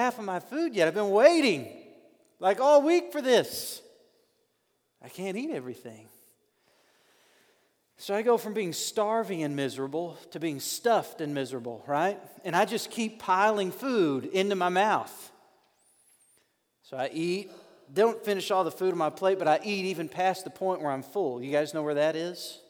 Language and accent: English; North Little Rock, Arkansas, United States; I grew up in North Little Rock, Arkansas.